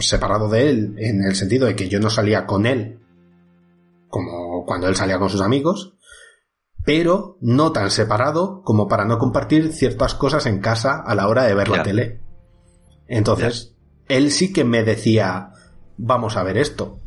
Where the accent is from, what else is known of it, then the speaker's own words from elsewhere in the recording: Villarrubia, Spain; mi pueblo, en Villarrubia